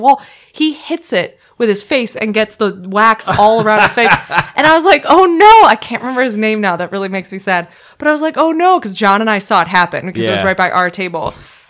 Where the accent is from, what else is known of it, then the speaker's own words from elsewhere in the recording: Minnesota, United States; I call myself an honorary Canadian because we're from Minnesota